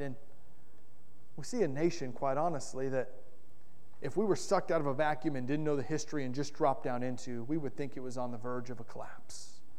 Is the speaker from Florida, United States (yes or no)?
yes; Florida, United States; moved away; also born or lived in Kentucky / Indiana / North Carolina; I'm a proud Floridian. I grew up in Florida, and I love the state of Florida in a lot of ways.